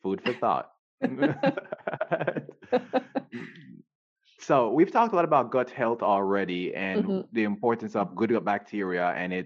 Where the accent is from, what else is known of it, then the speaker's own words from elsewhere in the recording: Jamaica; moved away; we grew up in Jamaica